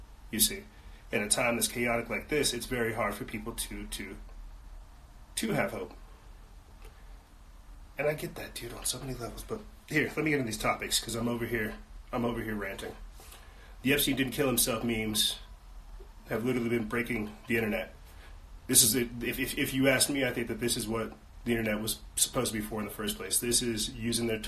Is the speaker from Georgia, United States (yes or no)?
no; South Carolina, United States; I'm not from Florida, from South Carolina